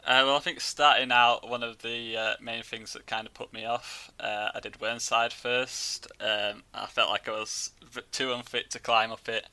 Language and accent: English; Yorkshire and the Humber, United Kingdom; I'm from West Yorkshire.